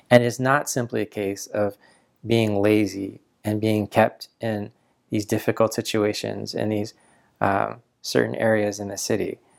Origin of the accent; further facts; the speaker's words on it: Canada; I was born in Canada